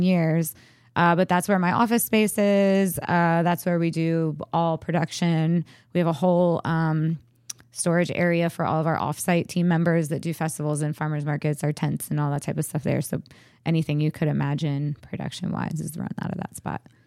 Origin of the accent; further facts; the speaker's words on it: Frederick, Maryland, United States; moved away as an adult; I was ready to move back to my hometown